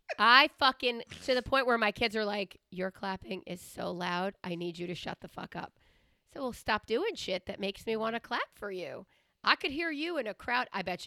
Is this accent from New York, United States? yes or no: yes; Long Island, New York, United States; born or raised there; also born or lived in Queens, New York